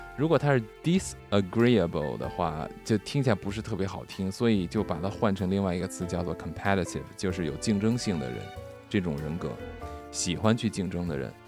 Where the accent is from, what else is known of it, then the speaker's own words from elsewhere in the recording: China; 我们中国人